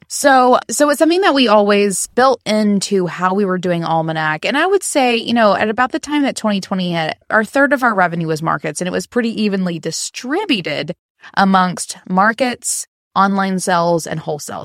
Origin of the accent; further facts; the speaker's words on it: the South, United States; I am from the South in the U S